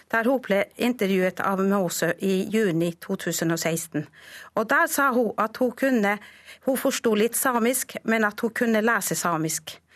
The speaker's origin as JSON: {"language": "Norwegian", "country": "Norway", "first_language": "Sami", "second_language": "Norwegian", "said": "Norsk er mitt andre språk. Jeg lærte norsk da jeg var tolv år gammel. Og jeg kan fortelle da jeg begynte på skolen, så kunne ikke jeg annet språk enn samisk."}